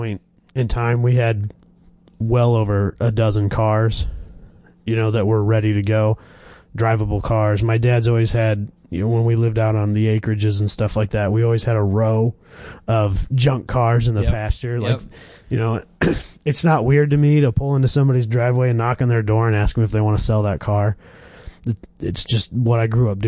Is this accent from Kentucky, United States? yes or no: no; Kansas, United States; moved away; I was born in Kansas, and where we were living in Kansas, we had like 6 drag tracks within a 2-hour drive of us